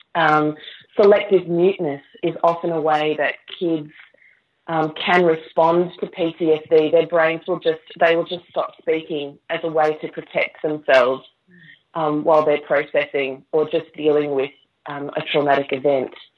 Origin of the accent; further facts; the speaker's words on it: Queensland, Australia; moved away as an adult; now in Manchester, United Kingdom; I'm from Queensland with the lush tropical flowers and vegetation